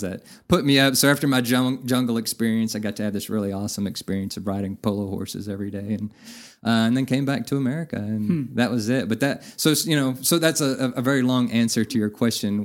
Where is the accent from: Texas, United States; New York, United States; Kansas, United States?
Texas, United States; Navasota; moved away as an adult; now in Amarillo, United States; I'm originally from Navasota, which is about okay. 70 miles north of Houston, a uh, smaller town, about oh, seven or eight thousand